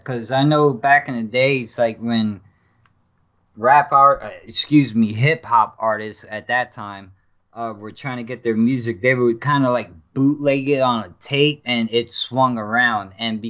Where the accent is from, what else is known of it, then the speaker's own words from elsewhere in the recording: New York, United States; back in the day growing up in New York.